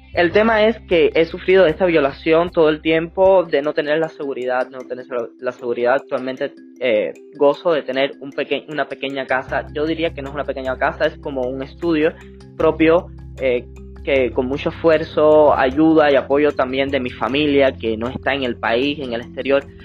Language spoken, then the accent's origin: Spanish; Villa Clara, Cuba; la cabecera provincial de Villa Clara, donde, de donde soy y me fui a vivir para Santa Clara